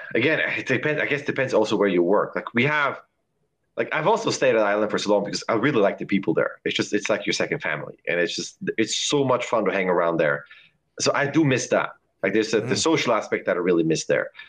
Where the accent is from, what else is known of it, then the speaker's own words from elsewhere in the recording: Lucerne, Switzerland; now in San Francisco, United States; I am from Lucerne in Switzerland